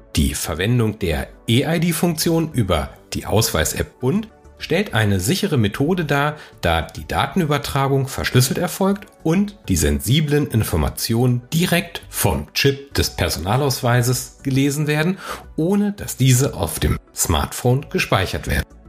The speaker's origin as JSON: {"language": "German", "country": "Germany", "said": "bei uns in Deutschland"}